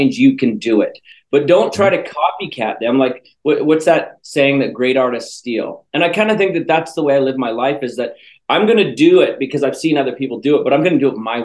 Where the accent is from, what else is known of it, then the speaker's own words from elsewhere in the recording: Canada; moved away; I'm from Canada originally, and in Canada, they make us speak French too